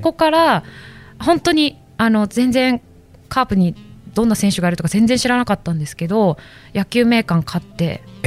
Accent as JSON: {"language": "Japanese", "region": "Ibaraki", "country": "Japan", "tie": "born or raised there", "also_born_or_lived": "Osaka / Oita", "moved": "yes", "said": "私茨城出身"}